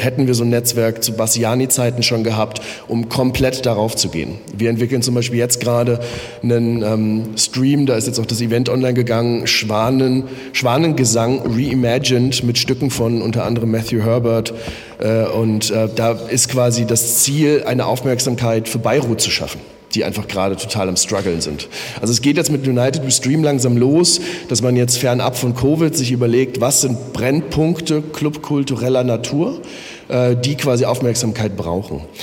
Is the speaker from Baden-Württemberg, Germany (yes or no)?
no; Offenbach, Hesse, Germany; moved away as an adult; now in Berlin, Germany; ich komme in der Nähe aus Frankfurt-Main, bin in Offenbach geboren